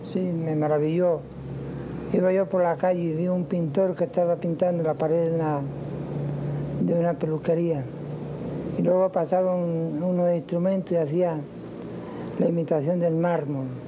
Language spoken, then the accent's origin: Spanish; Cuba; moved away; also born or lived in Spain; mi integración de nuevo a, Cuba